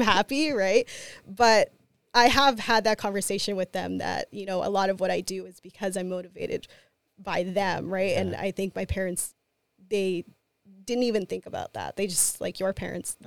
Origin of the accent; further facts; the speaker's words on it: Winnipeg, Manitoba, Canada; I'm a Latina, I'm from Winnipeg